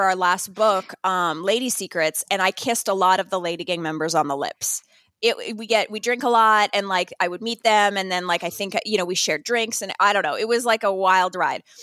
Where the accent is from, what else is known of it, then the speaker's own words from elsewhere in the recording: Northern Canada, Canada; moved away; also born or lived in New York; I grew up in Northern Canada